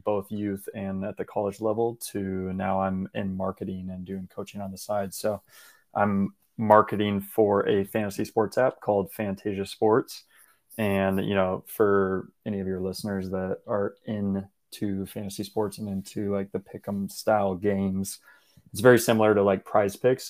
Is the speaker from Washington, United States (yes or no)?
yes; Washington, United States; now in Portland, United States; I grew up in Washington State